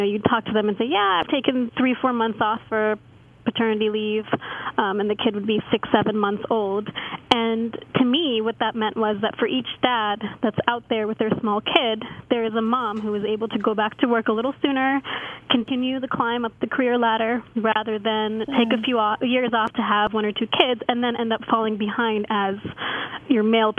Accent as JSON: {"language": "English", "town": "Cincinnati", "region": "Ohio", "country": "United States", "tie": "born or raised there", "lives_now": "London, United Kingdom", "said": "Yeah, I'm from Cincinnati, Ohio, born and raised in the wonderful Midwest, which is where I went to college."}